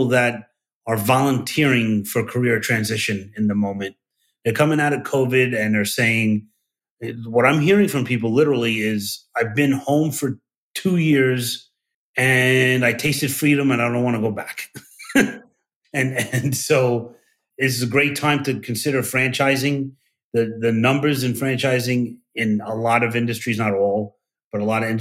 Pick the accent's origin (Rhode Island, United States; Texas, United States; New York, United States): New York, United States; New York City; I'm from Brooklyn